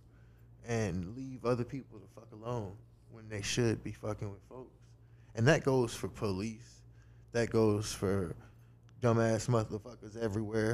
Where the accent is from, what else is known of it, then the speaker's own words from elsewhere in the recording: New Orleans, Louisiana, United States; moved away as an adult; also born or lived in Houma, Louisiana; I'm from New Orleans